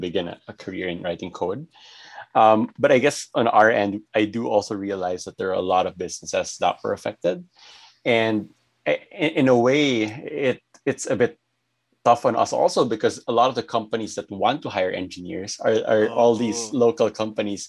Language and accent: English; Philippines